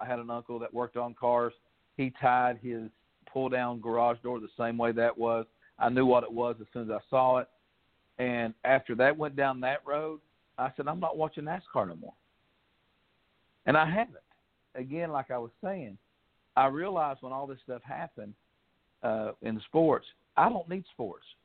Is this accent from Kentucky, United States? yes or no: yes; Kentucky, United States; I'm from Kentucky. I'm from the billion-dollar coal fields, what they called it. And my family were coal miners